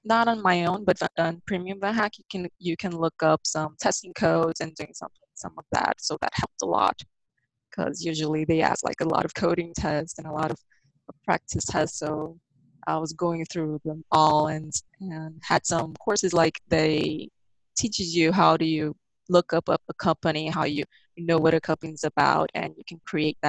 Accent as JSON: {"language": "English", "town": "Brasilia", "region": "Federal District", "country": "Brazil", "moved": "as an adult", "lives_now": "Toronto, Canada", "said": "I'm from Brasilia. I lived in Brasilia"}